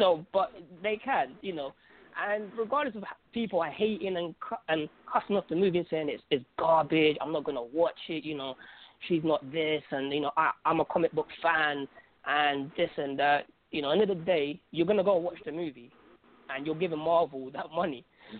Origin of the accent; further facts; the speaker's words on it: Algeria; I'm from Algeria, I'm from North Africa, so I get to see people of my color